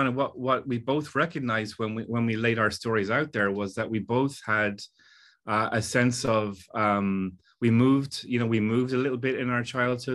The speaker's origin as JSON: {"language": "English", "country": "Ireland", "tie": "born or raised there", "also_born_or_lived": "England", "moved": "yes", "lives_now": "Los Angeles, United States", "said": "I was born in England to Irish parents and then moved to Ireland where I was considered English. And, you know, I've never felt fully either one. And now I'm living in Los Angeles"}